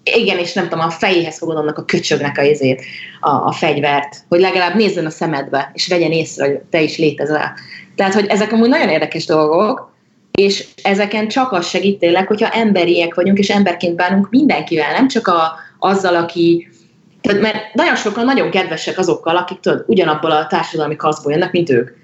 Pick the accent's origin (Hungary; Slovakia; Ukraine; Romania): Hungary; now in Brazil